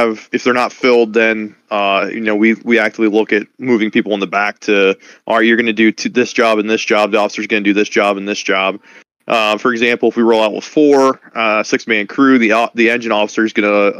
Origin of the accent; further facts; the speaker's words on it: Roulette, Pennsylvania, United States; growing up in Rowlett